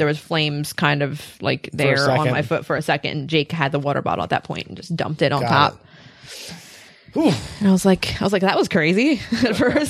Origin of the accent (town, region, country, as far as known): United States